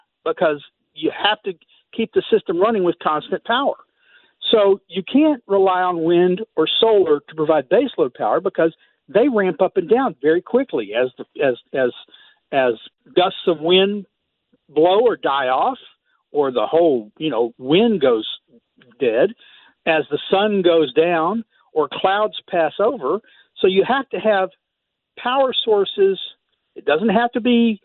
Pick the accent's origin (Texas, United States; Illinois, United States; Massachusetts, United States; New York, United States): Texas, United States; I grew up in Texas.